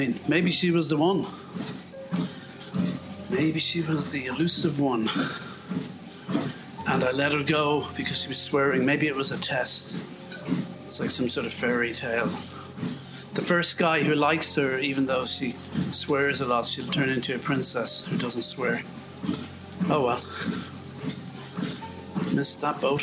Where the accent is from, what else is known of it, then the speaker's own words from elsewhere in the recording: Ireland; As an Irishman